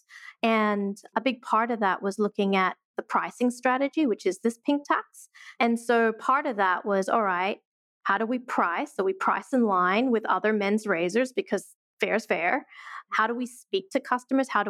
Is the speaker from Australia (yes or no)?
yes; Australia; moved away as an adult; also born or lived in Sydney, Australia / Portland, Oregon, United States; now in New York, United States; I'm originally from Australia.